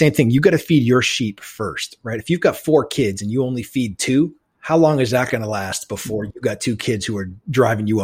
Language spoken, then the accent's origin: English; New England, United States; growing up in New England